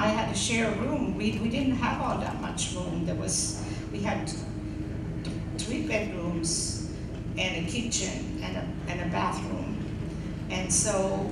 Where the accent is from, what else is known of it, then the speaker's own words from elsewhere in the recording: Germany; English is a second language; moved away as an adult; also born or lived in Alsace-Lorraine; now in Edgewood; I was born and spent most of my childhood in Germany